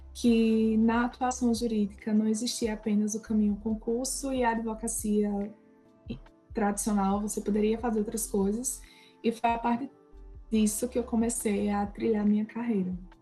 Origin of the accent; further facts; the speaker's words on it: Bonito, Pernambuco, Brazil; moved away as an adult; also born or lived in Caruaru / Recife; eu sou pernambucana, sou de Bonito, do interior, não nasci na capital, apesar de muita gente achar que eu estudei lá. É, passei minha vida inteira em Bonito